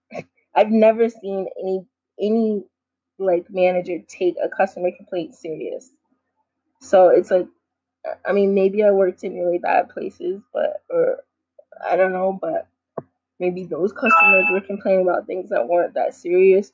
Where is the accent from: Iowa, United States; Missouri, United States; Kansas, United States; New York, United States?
New York, United States; New York City; growing up in New York City